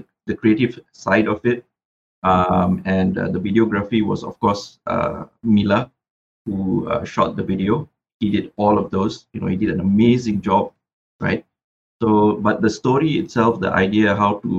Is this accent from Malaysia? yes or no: yes; Butterworth, Penang, Malaysia; moved away; I was in my hometown, Butterworth, for a long period of time